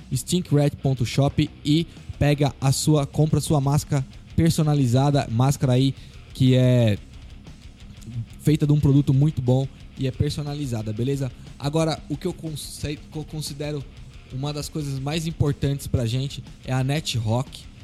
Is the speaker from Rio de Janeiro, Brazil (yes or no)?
no; Guarulhos, São Paulo, Brazil; a gente é de Guarulhos